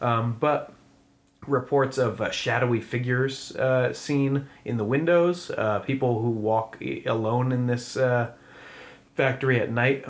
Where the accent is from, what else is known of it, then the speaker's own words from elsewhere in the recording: Stratford, Connecticut, United States; Stratford, my hometown